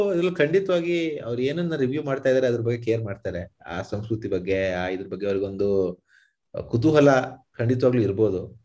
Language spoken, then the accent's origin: Kannada; India; ನಮ್ ಭಾರತೀಯರು ನಾವು